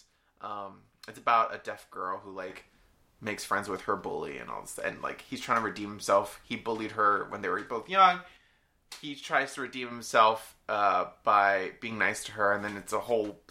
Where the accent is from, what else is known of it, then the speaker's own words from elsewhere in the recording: United States; as an American